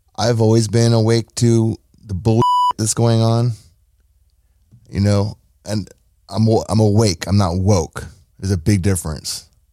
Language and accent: English; United States; I'm an American citizen